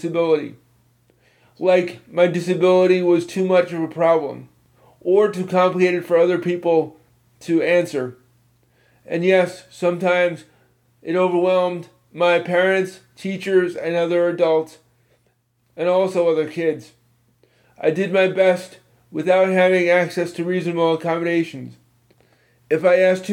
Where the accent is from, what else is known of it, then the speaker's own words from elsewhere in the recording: Virginia, United States; my home state of Virginia